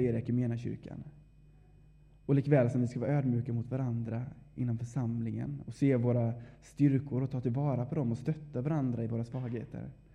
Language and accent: Swedish; Vaggeryd, Jönköping County, Sweden; moved away as an adult; now in Uppsala, Sweden; är född och uppvuxen här i Vaggeryd